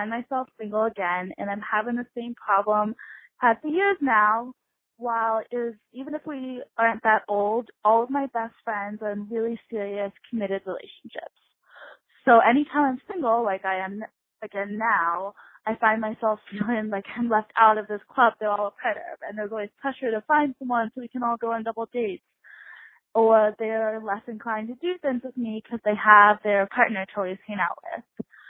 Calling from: Colorado, United States; I'm 22 and from Colorado.

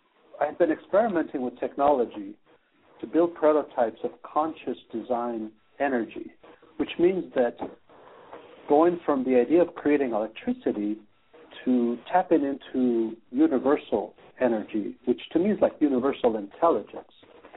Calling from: Netherlands; I am calling in from Skype on Netherlands. Yes, Holland time.

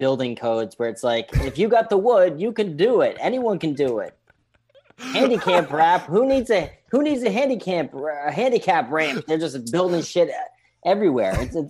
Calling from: New York City, New York, United States; I'm coming in from New York City, so the old Wuhan of the United States, we've survived it.

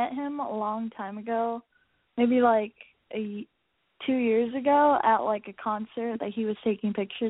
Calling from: San Diego, California, United States; I'm 18. I'm coming from San Diego.

